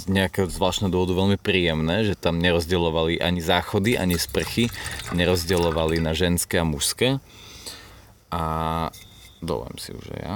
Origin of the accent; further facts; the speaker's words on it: Slovakia; sme zo Slovenska